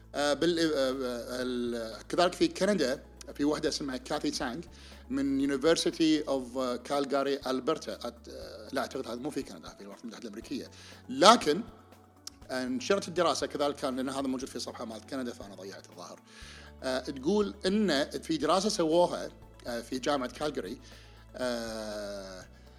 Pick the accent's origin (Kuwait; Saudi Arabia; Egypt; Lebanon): Kuwait; عندنا بالكويت